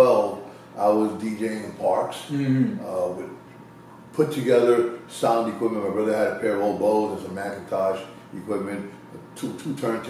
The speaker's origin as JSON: {"language": "English", "region": "New York", "country": "United States", "tie": "born or raised there", "also_born_or_lived": "Puerto Rico", "said": "I came to New York when I was 3."}